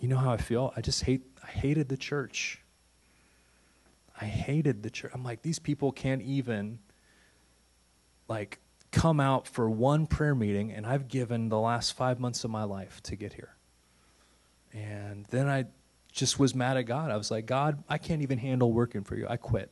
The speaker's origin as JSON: {"language": "English", "town": "St. Louis", "region": "Missouri", "country": "United States", "tie": "born or raised there", "also_born_or_lived": "Santa Fe / Massachusetts", "moved": "as an adult", "said": "St. Louis is my hometown"}